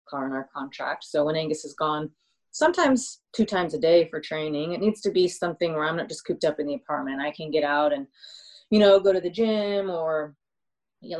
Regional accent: United States; moved away as an adult; also born or lived in Sydney, Australia; I'm from America

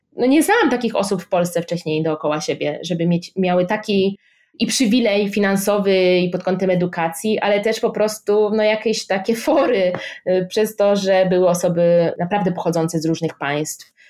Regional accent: Szczecin, West Pomeranian Voivodeship, Poland; moved away as an adult; also born or lived in Oxford, United Kingdom; now in Warsaw, Poland; jestem ze Szczecina

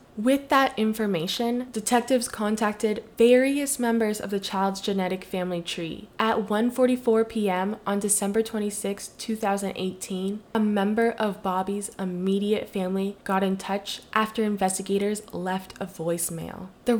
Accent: United States; technically I was not born in America, but my identity is Filipino American or Asian American due to my heritage and family history.

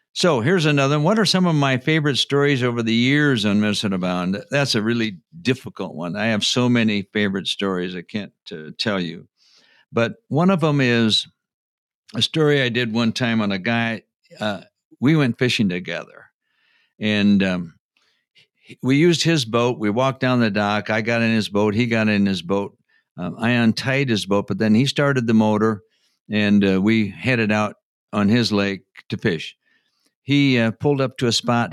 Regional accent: Postville, Iowa, United States; moved away as an adult; now in Minneapolis, United States; Was I born and raised in Minnesota? No, I was not. Real close, I was born just south of Rochester, Minnesota, in a small town of Postville, Iowa

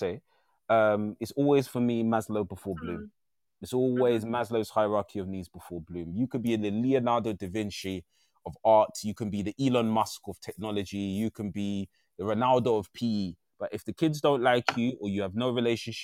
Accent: London, United Kingdom; I was raised in a really rough part of East London. I'm very proud of my roots. I'm an East Lander

